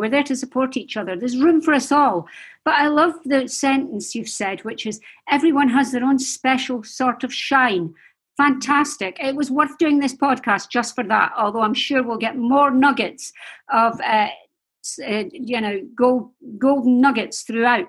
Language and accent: English; Scotland, United Kingdom; I'm from Scotland